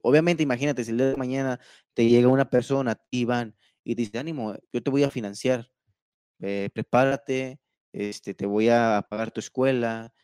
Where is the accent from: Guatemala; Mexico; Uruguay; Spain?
Mexico; como mexicanos y como ciudadanos